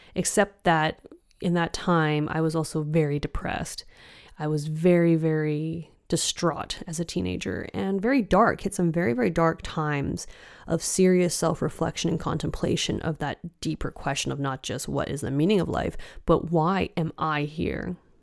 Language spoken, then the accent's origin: English; Richmond, British Columbia, Canada; moved away as an adult; now in Copenhagen, Denmark; my hometown of Richmond